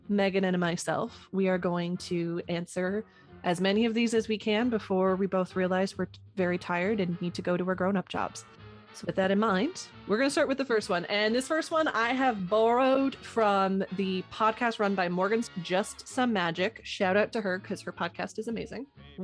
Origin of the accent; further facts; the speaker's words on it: Canada; I'm like, but I'm Canadian. How does that work?